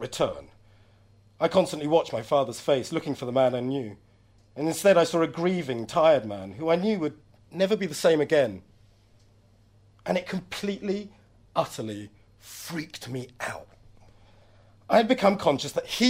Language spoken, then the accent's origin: English; London, United Kingdom; I'm a Londoner. This is my land